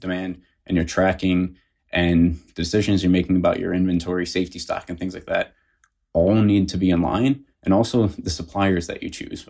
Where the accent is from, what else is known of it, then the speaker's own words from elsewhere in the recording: Detroit, Michigan, United States; moved away as an adult; also born or lived in South Carolina; I grew up in the Detroit area